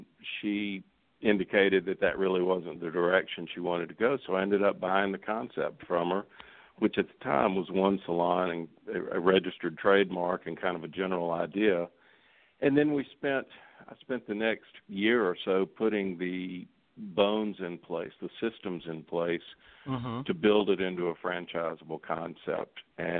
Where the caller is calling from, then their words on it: Atlanta, Georgia, United States; I am in Atlanta, Georgia.